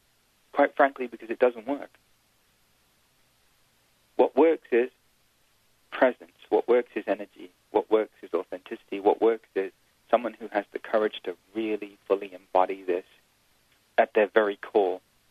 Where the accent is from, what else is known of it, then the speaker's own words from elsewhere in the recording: India; You know, I'm Indian. I was born into a spiritual family. On the weekends, every weekend, we'd go see gurus and we'd watch Bollywood movies. It's just what you do when you're Indian.